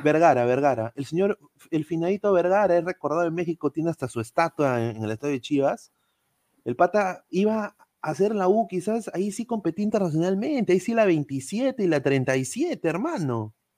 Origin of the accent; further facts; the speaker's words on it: Peru; somos los peruanos